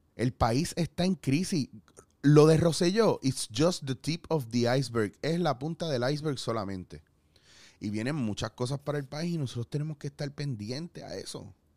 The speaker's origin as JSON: {"language": "Spanish", "country": "Puerto Rico", "said": "como puertorriqueños"}